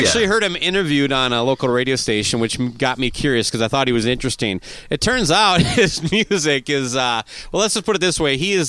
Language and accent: English; Owatonna, Minnesota, United States; Owatonna, Minnesota, my hometown.